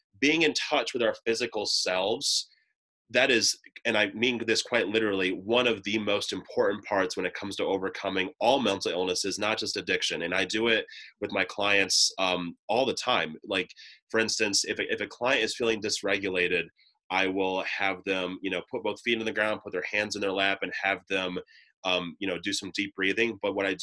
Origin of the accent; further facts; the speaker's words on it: Ohio, United States; moved away; back in my home state of Ohio